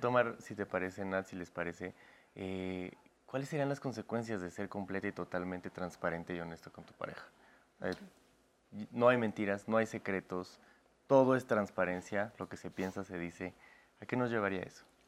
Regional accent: Puebla, Mexico; Yo también soy de Puebla

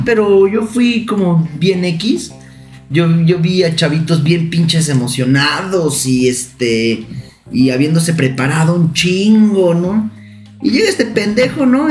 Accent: Santiago de Querétaro, Querétaro, Mexico; now in Puebla, Mexico; Yo soy de Querétaro, Querétaro, Querétaro

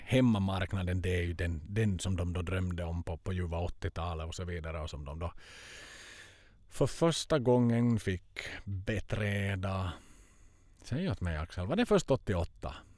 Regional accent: Finland; moved away; jag har inte varit hemma i Finland på över ett år

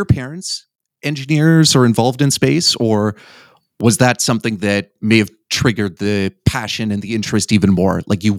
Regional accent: Canada; now in San Jose, United States; I live in San Jose now. I'm originally from Canada.

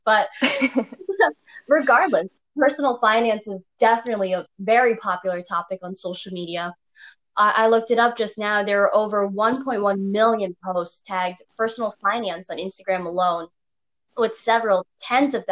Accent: New York, United States; I was born and raised in New York

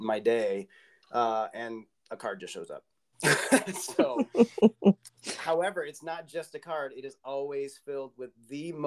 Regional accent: Midwest, United States; also born or lived in Iowa; growing up in the Midwest

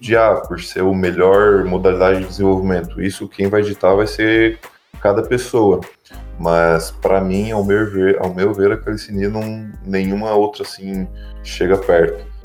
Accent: Tubarão, Santa Catarina, Brazil; eu sou de natural aqui de Tubarão, em Santa Catarina

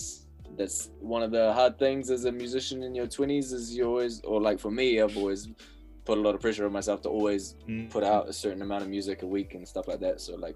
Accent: Wellington, New Zealand; Brooklyn. Yeah. Brooklyn, Wellington.

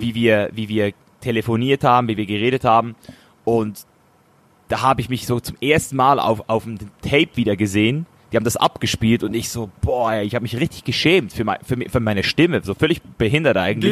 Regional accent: Switzerland; als Schweizer Junge

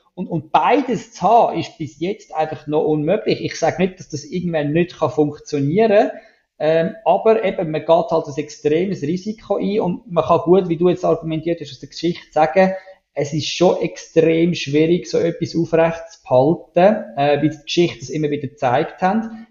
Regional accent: Switzerland

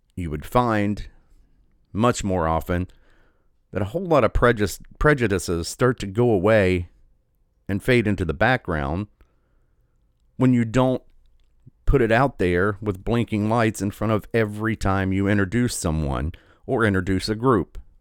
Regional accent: United States; I'm just an American. I was born here.

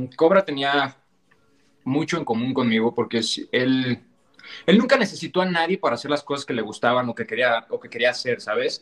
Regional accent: Mexico; yo soy mexicano, más mexicano que nopal

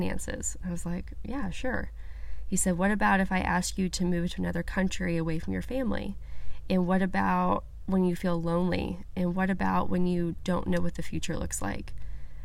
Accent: Bible Belt America, United States; I grew up in the Methodist Church in Bible Belt America

